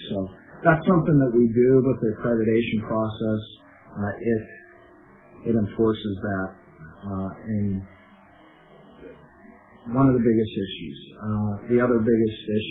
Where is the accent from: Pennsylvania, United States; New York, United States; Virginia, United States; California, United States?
Pennsylvania, United States; Reynoldsville; I grew up in Reynoldsville